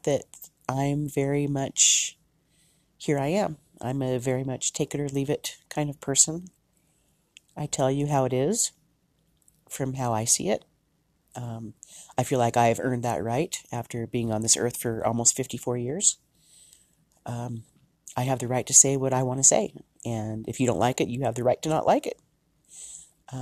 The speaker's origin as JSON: {"language": "English", "country": "United States", "said": "I am from the United States"}